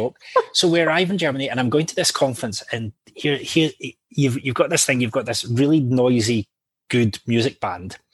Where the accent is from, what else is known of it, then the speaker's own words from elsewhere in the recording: Hamilton, Scotland, United Kingdom; accent: tame Scot; also born or lived in Blantyre; now in Edinburgh, United Kingdom; Originally, I'm from the west of Scotland, so Blantyre and Hamilton, which is just outside of Glasgow.